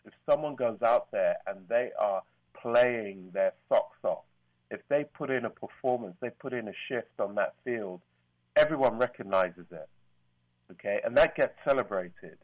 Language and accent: English; London, United Kingdom; I'm from London.